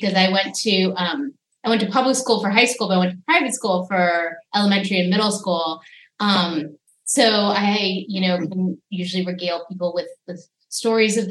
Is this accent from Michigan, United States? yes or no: no; Los Angeles, California, United States; moved away as an adult; now in Oakland, United States; I grew up in Los Angeles, particularly in the Valley